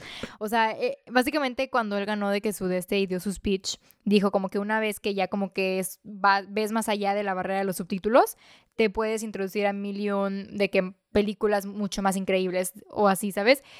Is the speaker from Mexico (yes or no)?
yes; Mexico; como mexicano